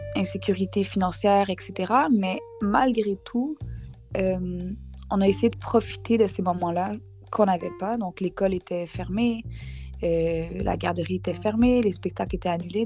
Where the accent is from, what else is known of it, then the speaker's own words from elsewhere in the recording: Montreal, Quebec, Canada; je suis née à Montréal, au Québec, au Canada